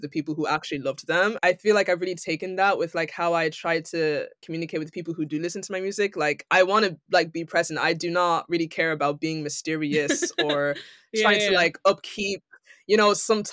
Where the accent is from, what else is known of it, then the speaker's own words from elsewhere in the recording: Ireland; now in London, United Kingdom; I'm from Ireland